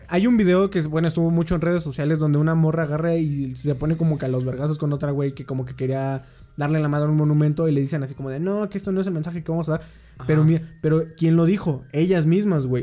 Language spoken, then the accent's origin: Spanish; Mexico